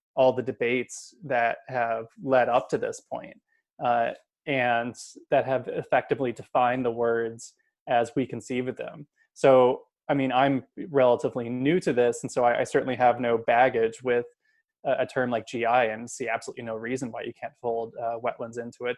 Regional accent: Kansas, United States; moved away; I'm from Kansas, I should say. Um, so I'm back home in Kansas visiting family.

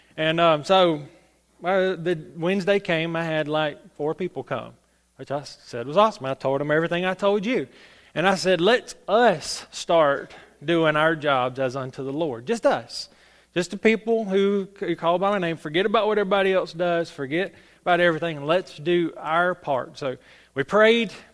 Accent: Salem, United States; I'm from Salem, so, you know, I'm the little Salem preacher

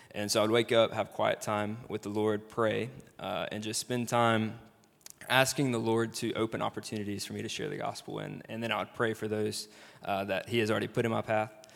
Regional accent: Brandon, Mississippi, United States; I am actually from Mississippi, uh, from Jackson area, from Brandon.

